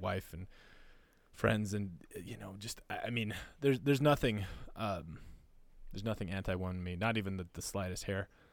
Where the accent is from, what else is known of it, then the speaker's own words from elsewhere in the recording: North Dakota and Minnesota, Midwest, United States; moved away; also born or lived in Panama; I grew up in North Dakota and Minnesota